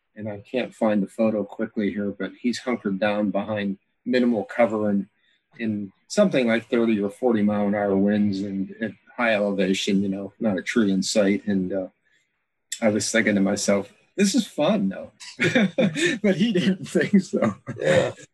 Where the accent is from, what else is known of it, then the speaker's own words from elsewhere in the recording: Pennsylvania, United States; now in Alaska, United States; growing up in Pennsylvania